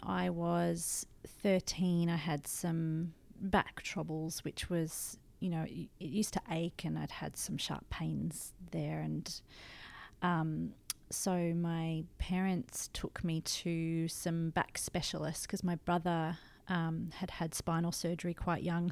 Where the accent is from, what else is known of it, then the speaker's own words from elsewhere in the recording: Blue Mountains, New South Wales, Australia; I grew up in the Blue Mountains